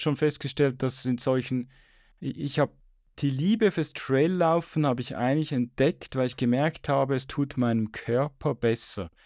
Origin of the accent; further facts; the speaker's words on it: Switzerland; bei uns in der Schweiz